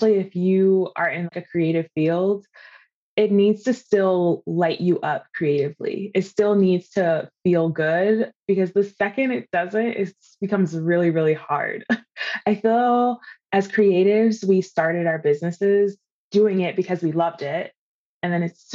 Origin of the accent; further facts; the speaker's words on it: East Coast, United States; now in California, United States; I'm originally from the East Coast, but I live in California now